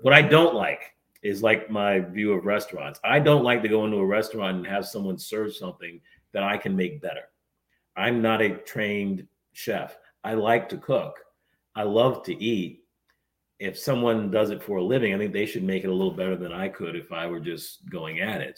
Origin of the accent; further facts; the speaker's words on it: New England, United States; moved away as an adult; also born or lived in Chicago area; now in Cincinnati, United States; I grew up in New England and then lived in the Chicago area for a while